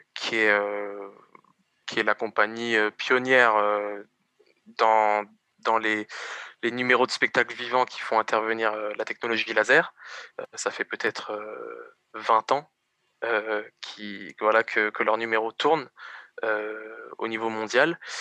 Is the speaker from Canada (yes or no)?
no; Évry, Île-de-France, France; Bon, bah alors moi j'ai grandi à Évry. Donc je suis né à Évry